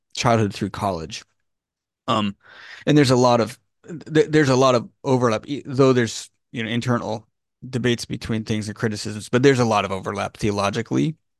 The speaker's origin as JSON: {"language": "English", "region": "California", "country": "United States", "tie": "born or raised there", "said": "I was born in California in the eighties"}